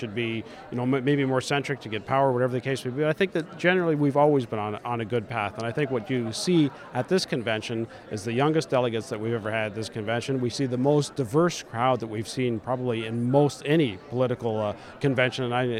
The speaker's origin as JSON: {"language": "English", "town": "Saskatoon", "region": "Saskatchewan", "country": "Canada", "said": "from the Saskatoon West riding in Saskatchewan."}